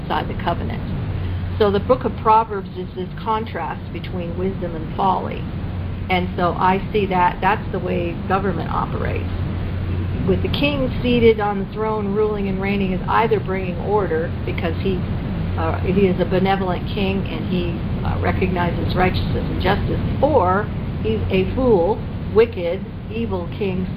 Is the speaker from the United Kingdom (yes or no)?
no; Canada; now in United States; I grew up in Canada